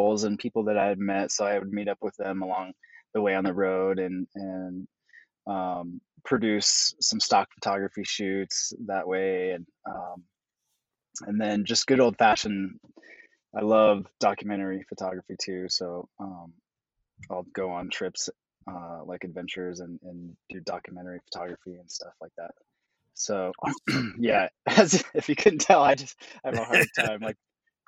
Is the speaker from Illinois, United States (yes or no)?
no; Jackson, Wyoming, United States; moved away; I grew up in Jackson Hole, Wyoming, and so I just grew up in the outdoors